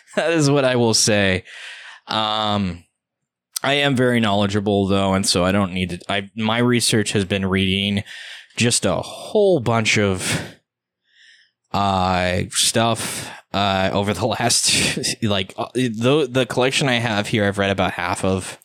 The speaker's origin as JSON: {"language": "English", "country": "United States", "said": "I am an American"}